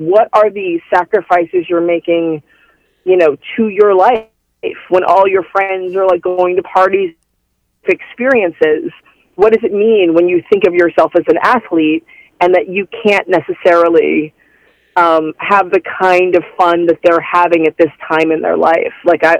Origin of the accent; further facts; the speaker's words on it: Dayton, Ohio, United States; now in New York, United States; Dayton, Ohio.